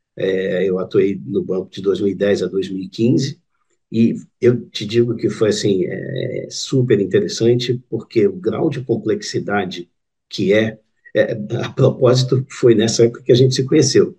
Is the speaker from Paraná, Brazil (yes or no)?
no; Rio de Janeiro, Brazil; moved away as an adult; also born or lived in Singapore; now in Portugal; eu sou brasileiro, carioca.